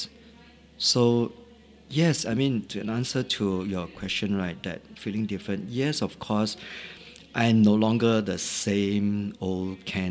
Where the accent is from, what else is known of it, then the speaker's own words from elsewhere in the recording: Singapore; also born or lived in Shanghai; I'm first a Singaporean, and second, my ethnic roots as in Chinese